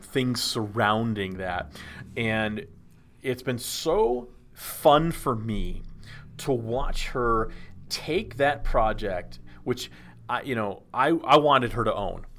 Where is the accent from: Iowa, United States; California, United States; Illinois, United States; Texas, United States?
Texas, United States; Dallas; growing up in Dallas